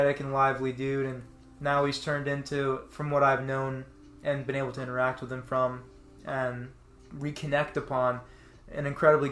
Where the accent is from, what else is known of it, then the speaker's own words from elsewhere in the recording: Florida, United States; I'm from Florida. I live in Florida.